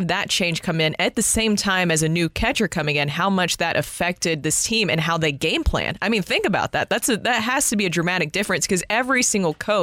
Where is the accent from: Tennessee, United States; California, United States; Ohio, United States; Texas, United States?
Tennessee, United States; Nashville; now in St. Louis, United States; I'm from Nashville